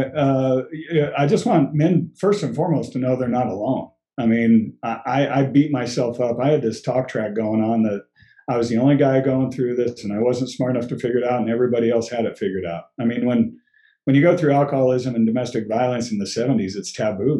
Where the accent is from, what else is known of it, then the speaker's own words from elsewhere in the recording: Colorado, United States; also born or lived in West Germany; I was born and raised. I'm a, I'm a native